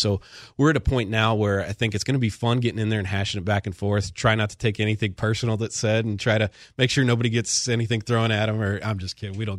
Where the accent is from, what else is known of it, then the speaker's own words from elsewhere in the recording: Cleveland, Ohio, United States; I grew up in Cleveland. I've suffered through losing my whole childhood.